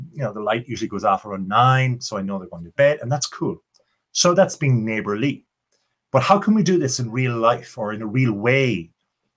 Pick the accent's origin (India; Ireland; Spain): Ireland; accent: Irish; my Irish accent